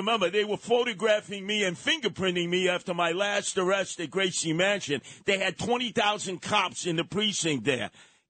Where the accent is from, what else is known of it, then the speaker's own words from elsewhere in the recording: New York City, New York, United States; when I was growing up in Canarsie